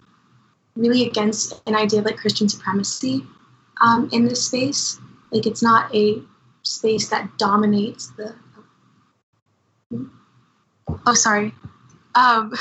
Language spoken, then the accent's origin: English; Cajun, Louisiana, United States; it informs a lot of like the practices that I have culturally, like specifically as like a Cajun